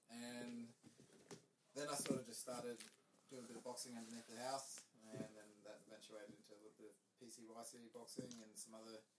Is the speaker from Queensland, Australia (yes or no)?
no; Byron Bay, New South Wales, Australia; we grew up in Byron Bay.